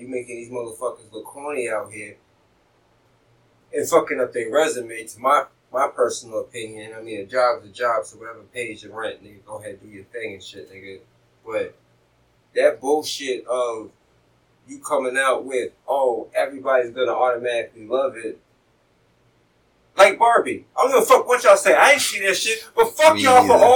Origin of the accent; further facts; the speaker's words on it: United States; I am American